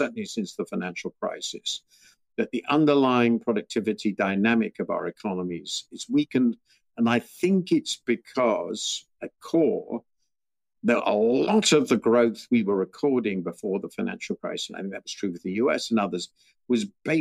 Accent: United Kingdom; I'm British

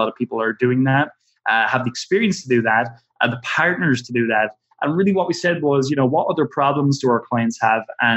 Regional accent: Ireland; we're from Ireland, you know, a little town where nobody's heard of anything like ClickFunnels

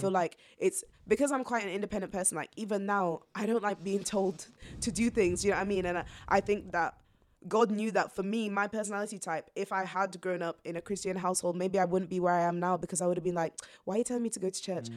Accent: York, Yorkshire and the Humber, United Kingdom; also born or lived in Zambia; I grew up in York ever since then

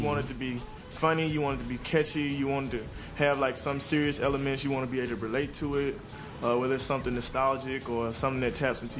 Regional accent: Jackson, Mississippi, United States; moved away as an adult; now in Atlanta, United States; I'm from Jackson, Mississippi, man. Yeah, I've been out here about 3 years now.

